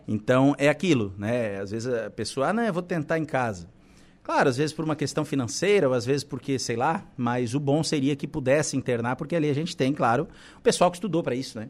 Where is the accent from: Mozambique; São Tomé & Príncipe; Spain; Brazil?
Brazil; Balneário Camboriú, Santa Catarina; now in Araranguá, Brazil; eu sou natural de Balneário Camboriú